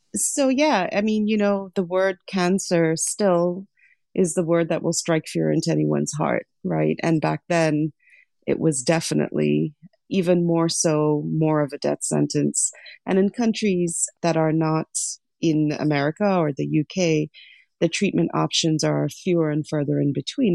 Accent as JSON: {"language": "English", "country": "Lesotho", "tie": "born or raised there", "also_born_or_lived": "Sri Lanka", "moved": "yes", "lives_now": "United States", "said": "I was actually born in Sri Lanka, but I grew up in Lesotho."}